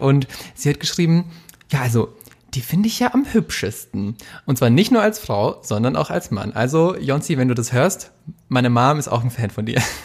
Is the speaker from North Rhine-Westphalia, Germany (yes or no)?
no; Munich, Bavaria, Germany; aus unserer, meiner Heimat München.